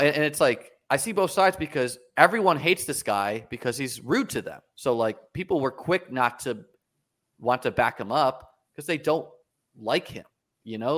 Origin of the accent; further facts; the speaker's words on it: New Hampshire, United States; moved away; also born or lived in New York City; I grew up in New Hampshire playing chess